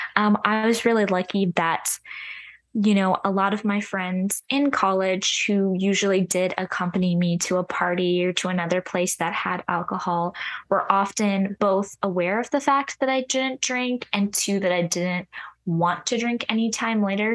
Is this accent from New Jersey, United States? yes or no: no; Orange County, California, United States; moved away as an adult; now in Nashville, United States; the part of Orange County that I'm from is very, like, family-oriented